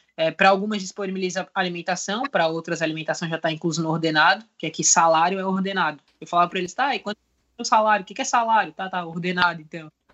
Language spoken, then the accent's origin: Portuguese; Brazil; moved away as an adult; now in Portugal